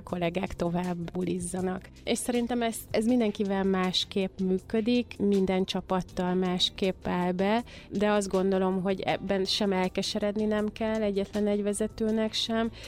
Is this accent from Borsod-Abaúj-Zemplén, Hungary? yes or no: no; Mohács, Baranya, Hungary; moved away; én vidéken születtem Mohácson, ott jártam gimnáziumba